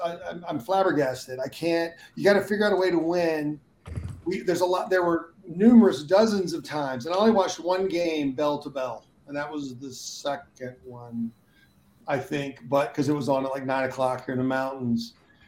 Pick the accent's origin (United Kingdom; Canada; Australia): United Kingdom; London; I grew up on the Mersey line in East End of London.